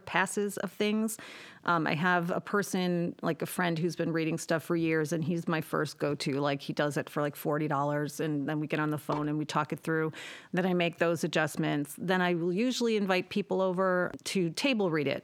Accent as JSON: {"language": "English", "town": "Depew", "region": "New York", "country": "United States", "tie": "born or raised there", "also_born_or_lived": "Cheektowaga, New York", "moved": "as an adult", "said": "I went to Depew High School"}